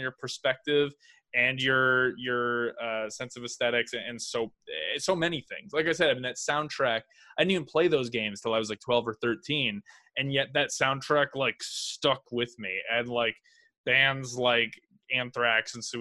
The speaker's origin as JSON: {"language": "English", "area": "South Bay", "region": "California", "country": "United States", "tie": "born or raised there", "said": "I grew up in the South Bay"}